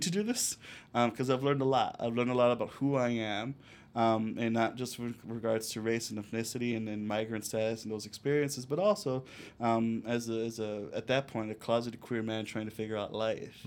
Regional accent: Chicago, Illinois, United States; also born or lived in Cicero, Illinois; I grew up in La Villita, Little Village, and Cicero

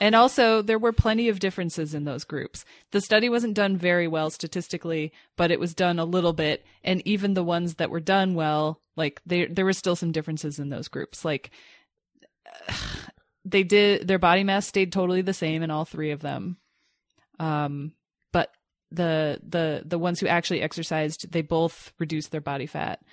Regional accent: Grand Rapids, Michigan, United States; when I grew up in Grand Rapids

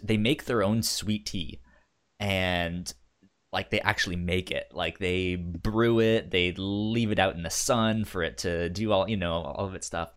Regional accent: Northern Virginia, United States; growing up in Northern Virginia

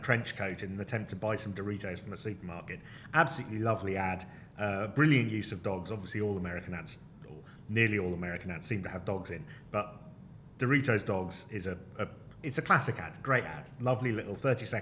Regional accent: United Kingdom; we are two Brits of a certain age

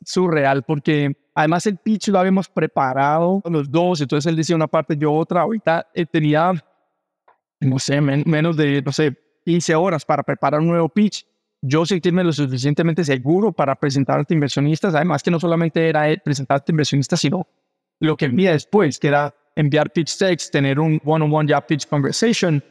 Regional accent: Cali, Valle del Cauca, Colombia; moved away as an adult; also born or lived in Brazil; now in Mexico; Soy colombiana, caleño, vivo en México hace ocho años

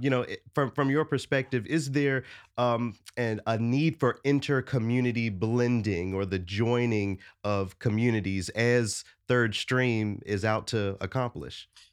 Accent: Memphis, Tennessee, United States; I'm from Memphis

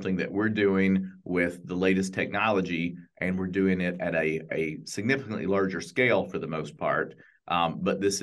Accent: East Tennessee, United States; I grew up in East Tennessee

